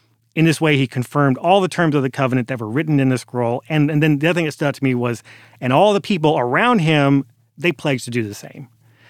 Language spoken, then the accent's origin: English; San Francisco, California, United States; born there; she's from Oakland and I'm from San Francisco, so we were both born in the Bay Area. She grew up in the Bay Area. I was born there, but we moved away.